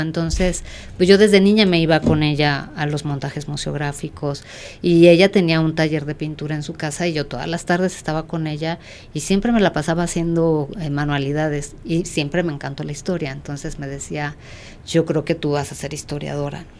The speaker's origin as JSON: {"language": "Spanish", "region": "Mexico City", "country": "Mexico", "tie": "born or raised there", "said": "yo soy mexicana, obviamente, eh, nací aquí en la Ciudad de México y aquí estudié"}